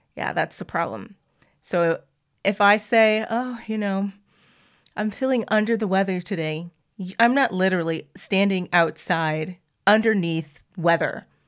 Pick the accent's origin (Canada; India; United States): United States; the South; I'm from the South, and we have our own phrases